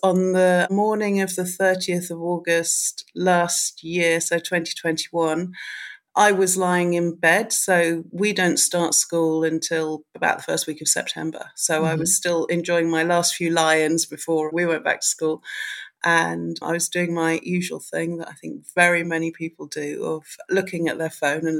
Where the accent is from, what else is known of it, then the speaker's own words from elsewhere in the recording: United Kingdom; because being a Brit, there's the whole Michael Mosley thing.